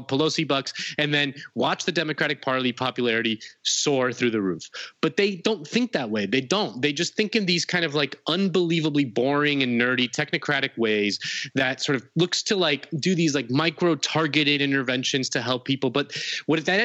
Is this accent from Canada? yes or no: no; Spain; now in United States; I'm from Spain